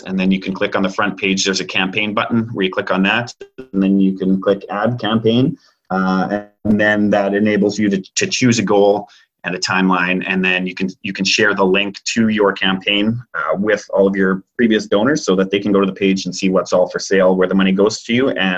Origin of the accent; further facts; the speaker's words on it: Abbotsford, British Columbia, Canada; I grew up in Abbotsford and it's an extremely charitable city